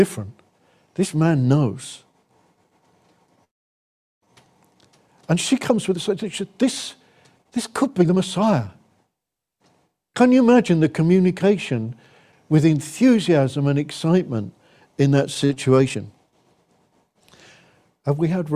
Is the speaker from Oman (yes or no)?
no; England, United Kingdom; we're English, culturally, we take our pleasures seriously